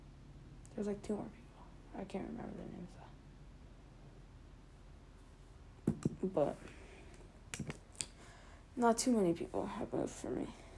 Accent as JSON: {"language": "English", "region": "California", "country": "United States", "said": "I'm from California, man."}